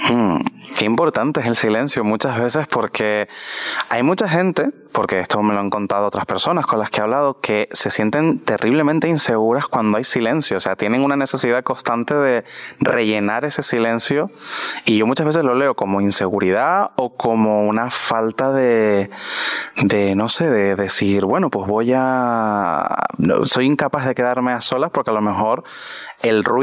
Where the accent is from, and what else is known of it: Tenerife, Canary Islands, Spain; moved away as an adult; now in Madrid, Spain